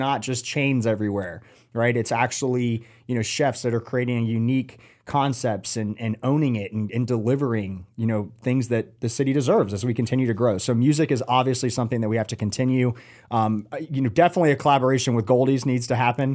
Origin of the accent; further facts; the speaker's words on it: Atlanta, Georgia, United States; now in Charlotte, United States; I'm not from here. I grew up in Atlanta, coming from a really big city